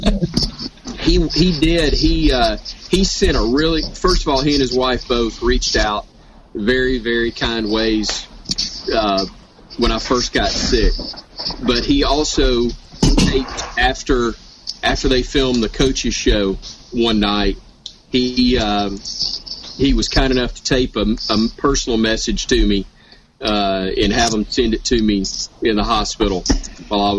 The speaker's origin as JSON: {"language": "English", "town": "Fairfield", "region": "Alabama", "country": "United States", "tie": "born or raised there", "also_born_or_lived": "Montevallo, Alabama", "lives_now": "Hoover, United States", "said": "I grew up in Fairfield, went to college at Montevallo, moved to Hoover when I got out of school"}